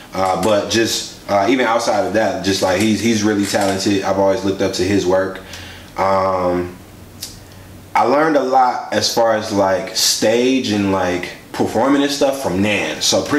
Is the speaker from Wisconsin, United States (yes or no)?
yes; Milwaukee, Wisconsin, United States; I grew up on the north side, so, you know, growing up on the north side, we kind of have like this attitude, or like just growing up in Milwaukee